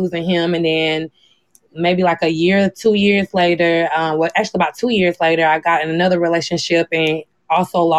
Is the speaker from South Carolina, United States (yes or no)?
yes; South Carolina, United States; born and raised in South Carolina